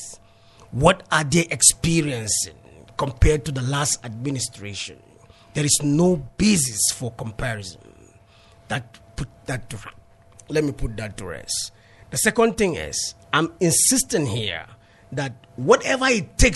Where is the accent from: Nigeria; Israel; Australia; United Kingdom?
Nigeria; Langtang, Plateau; I come from Lantang North. It means I come from Plateau South Senatorial District.